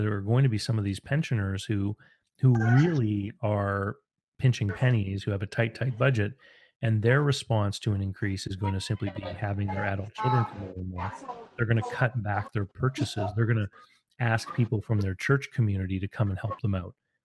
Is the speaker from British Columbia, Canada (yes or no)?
no; Moncton, New Brunswick, Canada; my hometown here, where you and I live, and Moncton here